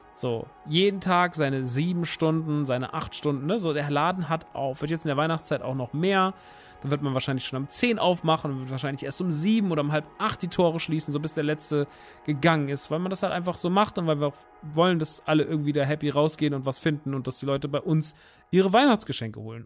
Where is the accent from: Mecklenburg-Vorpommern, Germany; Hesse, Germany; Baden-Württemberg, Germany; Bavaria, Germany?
Hesse, Germany; Rodgau; moved away; Rottgau ist ja meine alte Heimat